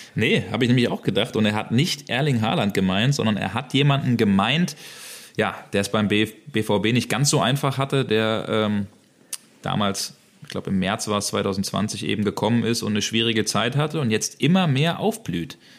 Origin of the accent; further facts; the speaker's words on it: Hesse, Germany; moved away as an adult; also born or lived in Hamburg / Berlin; now in Dortmund, Germany; ich bin ein gebürtiger Hesse